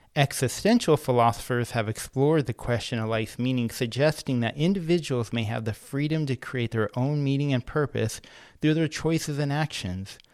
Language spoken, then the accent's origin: English; Antioch, California, United States; I grew up in Antioch, California